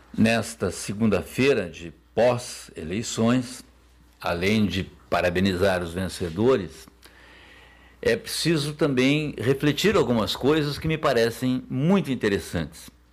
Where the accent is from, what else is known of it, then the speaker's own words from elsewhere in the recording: Brazil; como brasileiro